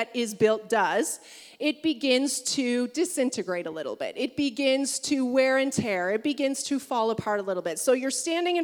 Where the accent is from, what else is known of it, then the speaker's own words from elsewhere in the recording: Niagara region, Ontario, Canada; growing up in the Niagara region